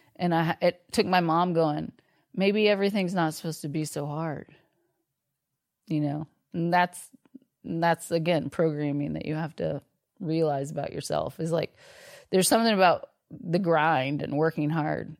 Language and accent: English; Austin, Texas, United States; I grew up here in Austin